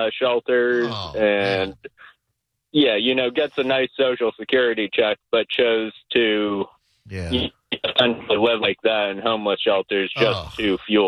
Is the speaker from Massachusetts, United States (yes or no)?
yes; Massachusetts, United States; We're from Massachusetts.